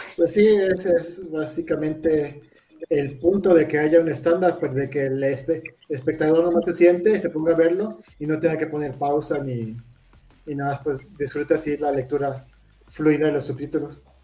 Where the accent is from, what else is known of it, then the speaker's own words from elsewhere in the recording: Mexico; somos mexicanos